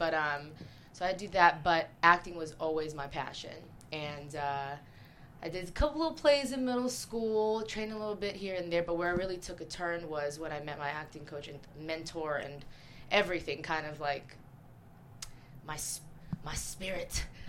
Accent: Las Vegas, Nevada, United States; also born or lived in Taipei, Taiwan / Philippines; I was born in Taipei. Okay. And I spent about 8 years in the Philippines and then moved to Vegas. So I spent a good chunk of my life in Vegas

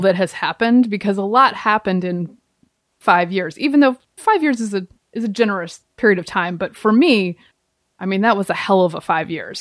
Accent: the South, United States; moved away; I grew up in the South.

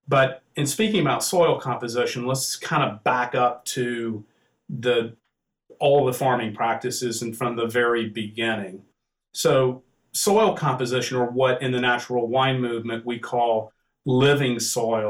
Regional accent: the South, United States; moved away; I'm from the South. You can probably tell I have a little accent

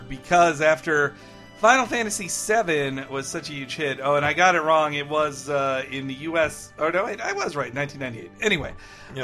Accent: United States; I'm an American

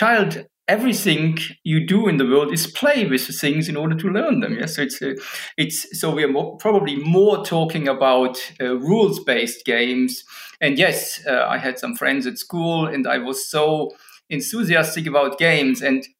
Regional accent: Illertissen, Bavaria, Germany; I was born in Germany, in Illertissen, in southern Germany, small town.

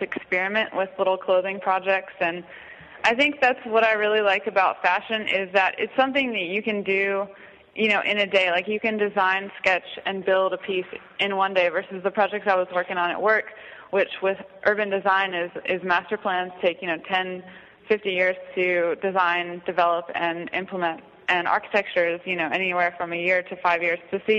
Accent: Virginia, United States; moved away; also born or lived in El Salvador; I grew up in Virginia in a small town

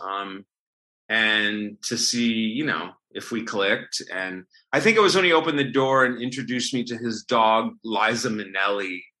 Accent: Sandusky, Ohio, United States; moved away as an adult; also born or lived in New York City; my hometown of Sandusky, Ohio

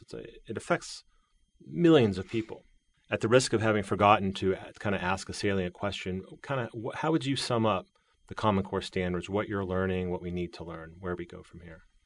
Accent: Virginia, United States; also born or lived in Texas; my home state of Virginia or my actual birth home state of Texas

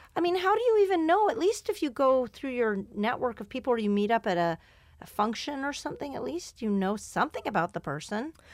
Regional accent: Canada; moved away; where I grew up in Ca-, in Canada

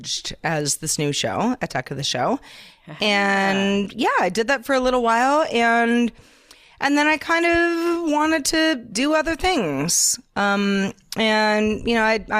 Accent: Silicon Valley, California, United States; I grew up in Silicon Valley

